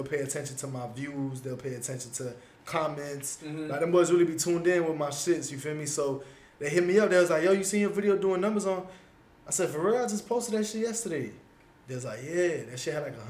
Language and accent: English; Broward, Florida, United States; I knew a lot of people in Broward in my hometown